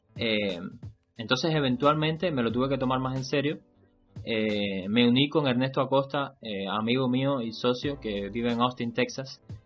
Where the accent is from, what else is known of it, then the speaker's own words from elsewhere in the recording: Cuba; mi país, en Cuba